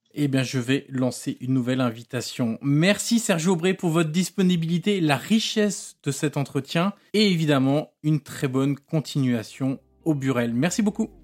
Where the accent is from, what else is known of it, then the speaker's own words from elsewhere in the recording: Marseille, Provence-Alpes-Côte d'Azur, France; En tant que Marseillais